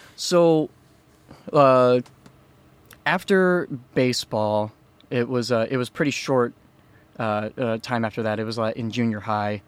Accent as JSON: {"language": "English", "region": "Iowa", "country": "United States", "tie": "born or raised there", "said": "I grew up in an area that was called the Quad Cities"}